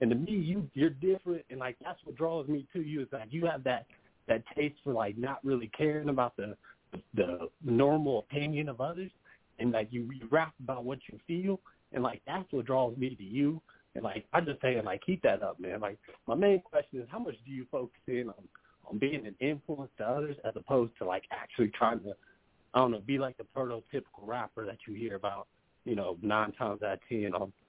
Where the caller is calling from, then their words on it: Kansas City, Missouri, United States; from Kansas City.